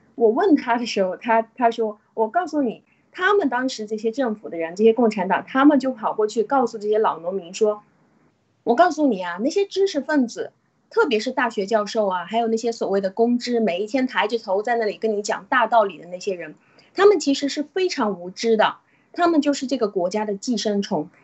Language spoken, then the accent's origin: Chinese; China; 就像我们中国人一样，我信，我信我自己，我谁都不信